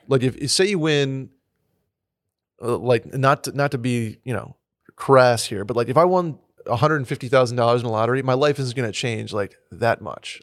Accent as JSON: {"language": "English", "town": "Saratoga Springs", "region": "New York", "country": "United States", "tie": "born or raised there", "moved": "yes", "said": "growing up in Saratoga"}